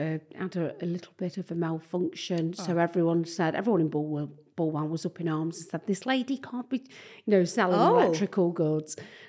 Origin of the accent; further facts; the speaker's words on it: Nottingham, East Midlands, United Kingdom; I'm from Nottingham.